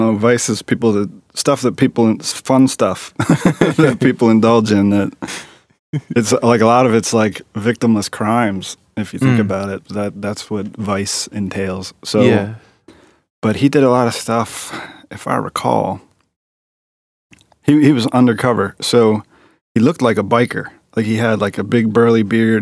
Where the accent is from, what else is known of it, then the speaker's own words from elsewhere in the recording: Fullerton, Maryland, United States; I grew up in Overly Fullerton, right in this area, like probably another 5 miles from here, 10 miles tops.